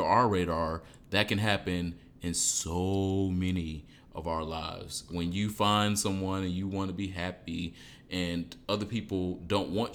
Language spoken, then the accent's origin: English; Detroit, Michigan, United States; I'm from Detroit.